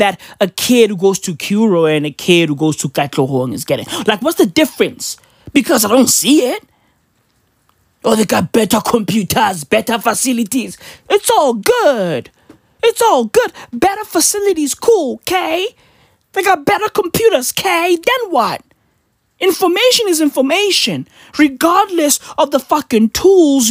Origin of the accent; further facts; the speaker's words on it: Katlehong, Gauteng, South Africa; also born or lived in Vosloorus; I'm from the East Rand of Johannesburg. I was born and raised in Katlehong. Born and raised in Vosloorus, basically Katoras.